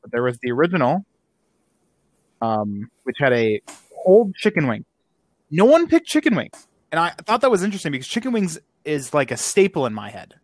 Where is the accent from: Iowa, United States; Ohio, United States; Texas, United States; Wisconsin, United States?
Wisconsin, United States; I am from Wisconsin.